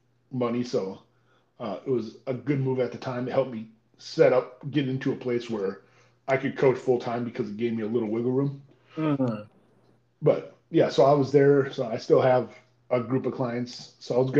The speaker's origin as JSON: {"language": "English", "region": "Minnesota", "country": "United States", "moved": "yes", "lives_now": "Destin, United States", "said": "I was originally from Minnesota"}